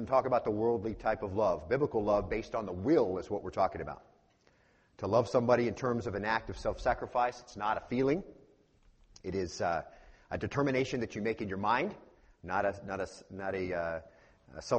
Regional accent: Arizona, United States; moved away; Born and raised in Arizona, so it's always summer there compared to other places

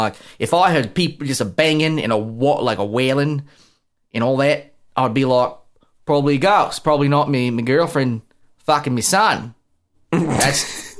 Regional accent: Australia; If you did, I'll kick in the fucking face because I'm Australian, you little pussy American.

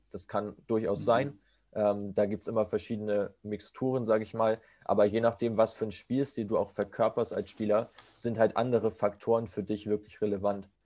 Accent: between Kiel and Hamburg, Schleswig-Holstein, Germany; also born or lived in Wolfsburg; Ich komme aus der Nähe von Hamburg, aus dem relativ ja, hohen Norden, äh, zwischen, zwischen Kiel und Hamburg aus Schleswig-Holstein.

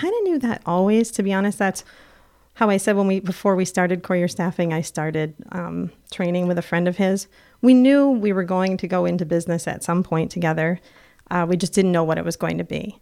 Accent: Plattsburgh, New York, United States; also born or lived in Cuernavaca, Mexico; I'm from Plattsburgh

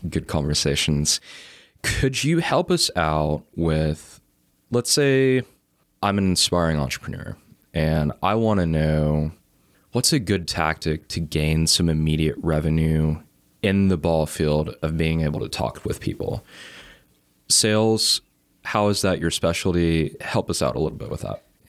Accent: Chattanooga, Tennessee, United States; being, like, from Chattanooga

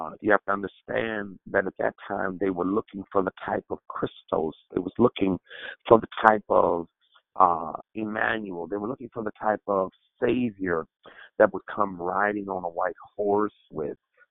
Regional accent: Oakland, California, United States; I'm from Oakland

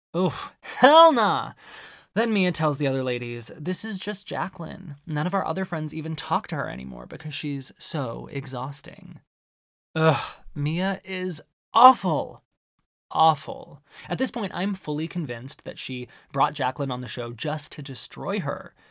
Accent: Arizona, United States; growing up in Arizona

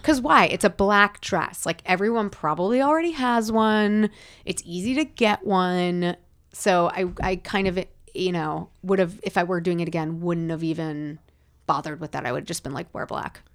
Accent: Rockland County, New York, United States; now in California, United States; growing up in New York

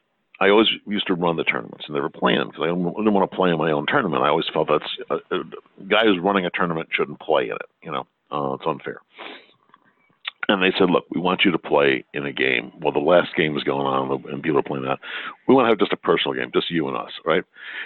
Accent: Ireland; and from my side, being Irish, a blessing upon you all.

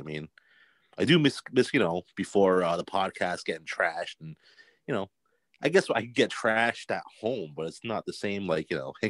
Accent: United States; I'm a Portuguese-American. Wow. So, my parents were born in Portugal. I was born in America.

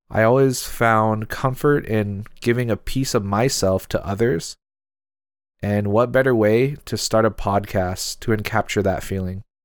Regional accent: Seattle, Washington, United States; I'm Filipino American and from Seattle, Washington

